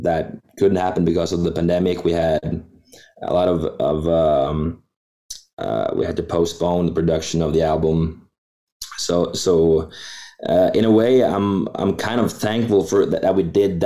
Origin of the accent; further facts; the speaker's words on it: Norway; Here in Norway